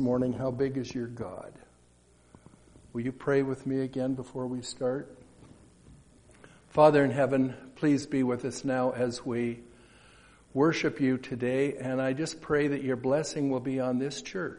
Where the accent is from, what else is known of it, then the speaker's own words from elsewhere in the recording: Colorado, United States; moved away as an adult; also born or lived in Seattle area / Alberta; I grew up in Colorado on a dairy farm.